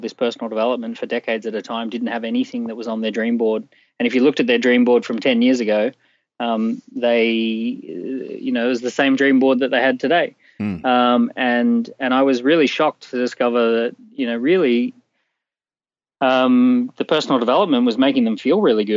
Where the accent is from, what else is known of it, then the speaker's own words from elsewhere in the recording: Australia; accent: Australian; I'm Australian from mm-hmm. birth